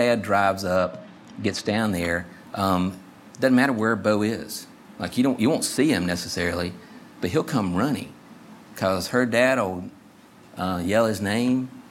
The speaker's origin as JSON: {"language": "English", "town": "West Columbia", "region": "South Carolina", "country": "United States", "tie": "born or raised there", "said": "I grew up in West Columbia"}